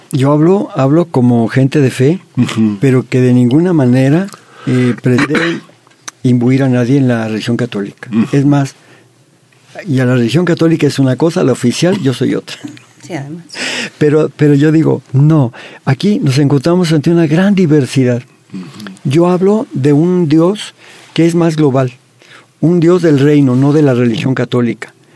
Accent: Mexico; como mexicanos

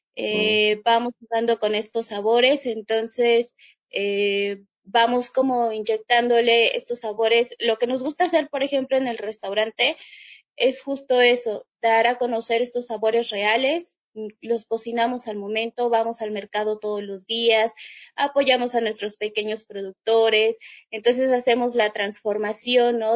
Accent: Chiapas, Mexico; regresarme a Chiapas y, y decidir poner el restaurante

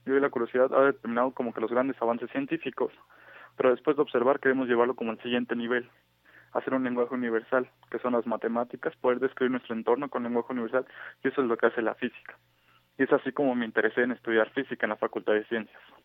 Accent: Mexico

